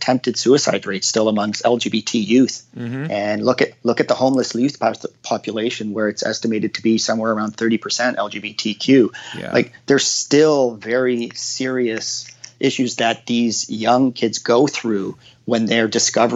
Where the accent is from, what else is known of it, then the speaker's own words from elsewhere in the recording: Hamilton, Ontario, Canada; growing up in Hamilton where they, like, you just had no resources